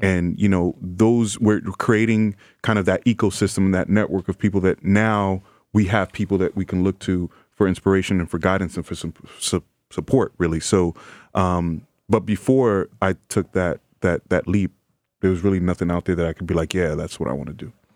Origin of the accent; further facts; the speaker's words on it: New York City, New York, United States; native New Yorker from the Bronx, um, in the Bronx now, and uh, you know, grew up oldest of five kids.